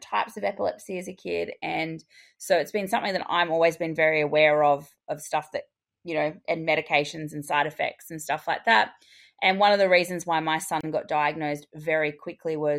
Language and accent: English; Australia; I'm your Australian hygiene host